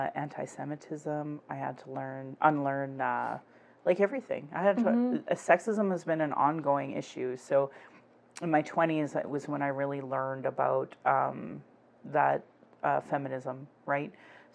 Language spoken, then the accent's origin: English; Northwest Territories, Canada; And it's like, I come from the Northwest Territories.